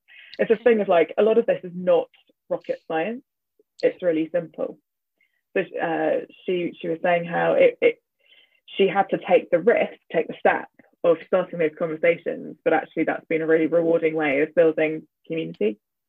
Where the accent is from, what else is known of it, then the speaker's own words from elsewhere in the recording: Nuku'alofa, Tongatapu, Tonga; born there; And I said, I was born in Nuku'alofa.